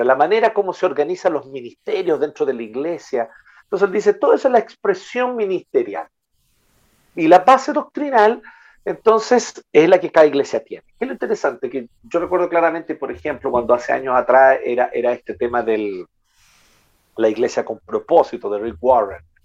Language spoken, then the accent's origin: Spanish; Chile; en buen chileno